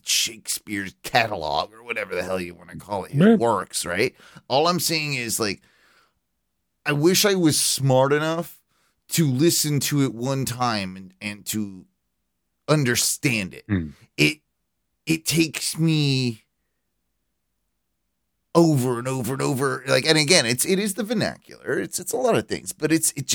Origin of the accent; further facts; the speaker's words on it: United Kingdom; I'm British